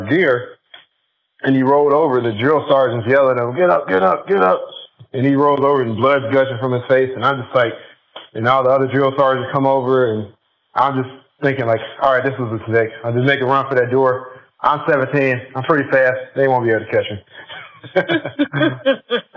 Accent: Chicago, Illinois, United States; I was born and raised in Chicago, and I guess growing up on the South Side

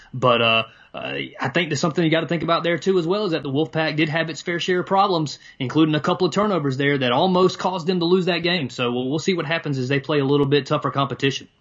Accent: Raleigh, North Carolina, United States; I grew up in Raleigh

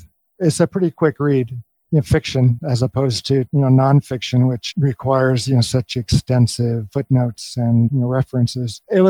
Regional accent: Los Angeles, California, United States; now in Taos, United States; I was born and raised in Southern California, you know, born in LA, raised in the Valley. I was the middle of three kids raised in lower middle class conservative Jewish family.

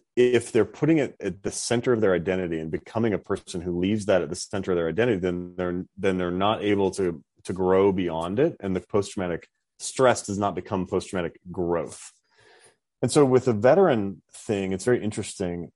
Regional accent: North Dakota, United States; moved away as an adult; I grew up in North Dakota

